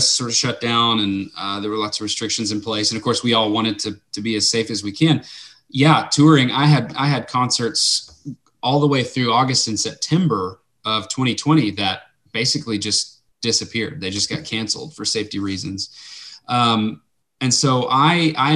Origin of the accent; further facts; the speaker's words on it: Lubbock, Texas, United States; also born or lived in South Arkansas; I grew up in Lubbock